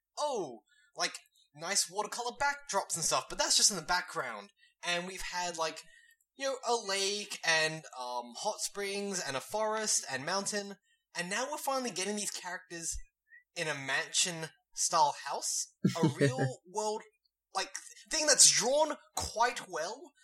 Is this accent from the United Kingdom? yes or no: no; Australia; we come from Australia